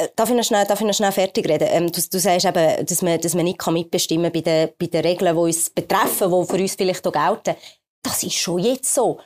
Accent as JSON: {"language": "German", "country": "Switzerland", "said": "bei uns in der Schweiz"}